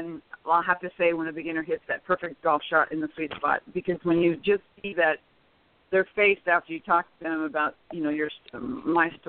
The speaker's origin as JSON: {"language": "English", "region": "Nebraska", "country": "United States", "moved": "yes", "lives_now": "Arizona, United States", "said": "I'm originally from Nebraska, so I usually go back and do something every summer."}